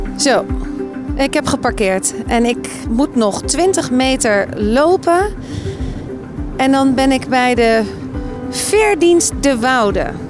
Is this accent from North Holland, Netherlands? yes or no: yes; North Holland, Netherlands